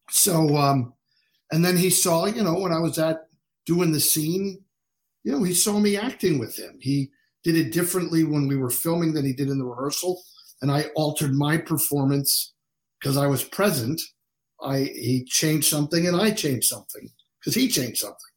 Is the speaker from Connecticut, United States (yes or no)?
no; Pennsylvania, United States; so we're from Pennsylvania